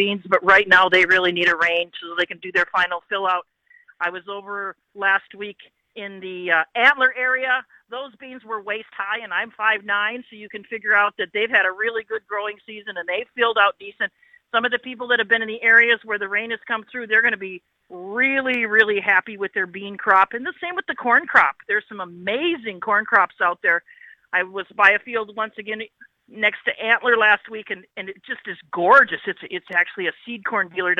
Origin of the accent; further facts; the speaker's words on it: United States; now in Saskatchewan, Canada; as an American